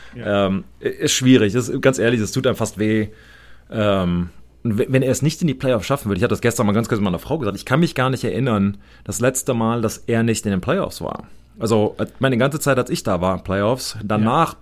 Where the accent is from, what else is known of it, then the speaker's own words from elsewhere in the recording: United States; ich als Amerikaner